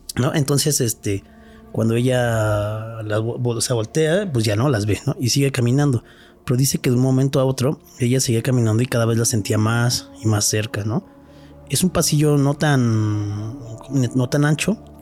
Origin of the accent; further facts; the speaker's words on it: Mexico City, Mexico; que tenemos los de acá los chilangos